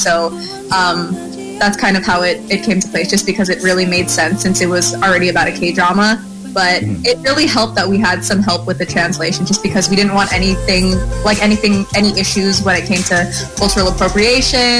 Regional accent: United States; I'm American, and I'm 21 years old.

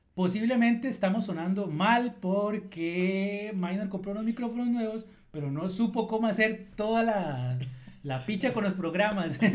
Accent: Costa Rica; yo soy de Costa Rica

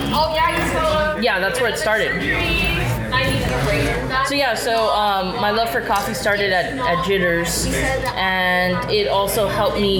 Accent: Mission, Texas, United States; I am from Mission

